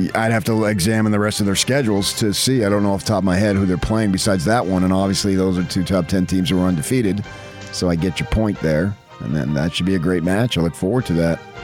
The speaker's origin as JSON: {"language": "English", "region": "Utah", "country": "United States", "said": "knew I was from Utah"}